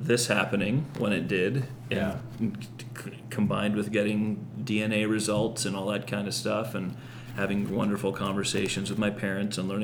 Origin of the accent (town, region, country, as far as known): California, United States; born or raised there